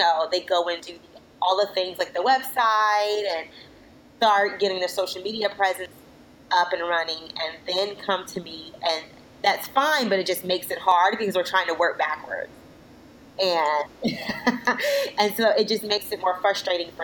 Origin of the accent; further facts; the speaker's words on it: Florida, United States; now in Washington, D.C., United States; I'm originally from Florida. I live in the D.C. area now